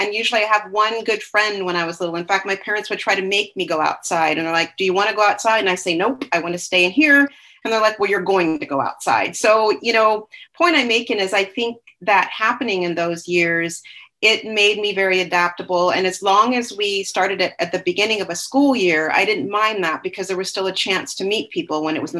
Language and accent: English; Seattle, Washington, United States; also born or lived in Alaska / Colorado; I was born in Seattle. So we moved around a lot there, Seattle, little towns, Tacoma, Puyallup.